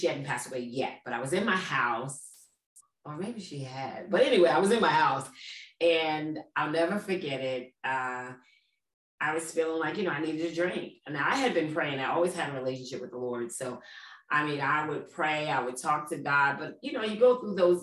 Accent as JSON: {"language": "English", "town": "New York City", "region": "New York", "country": "United States", "tie": "born or raised there", "moved": "as an adult", "lives_now": "East Orange, United States", "said": "I grew up in Brooklyn, New York"}